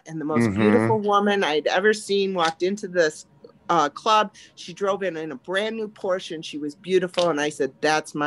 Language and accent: English; the North, United States; moved away as an adult; also born or lived in Texas; I'm from the north